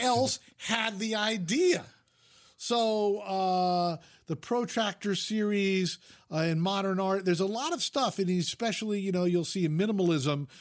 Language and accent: English; Fairfield, Connecticut, United States; moved away as an adult; also born or lived in Vermont / Utah; now in Los Angeles, United States; I grew up in Fairfield, Connecticut, which is fifty miles from New York City